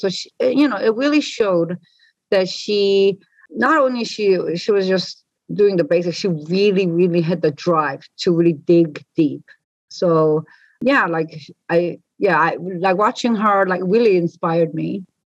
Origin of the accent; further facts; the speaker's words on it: New Zealand; I've been growing up in New Zealand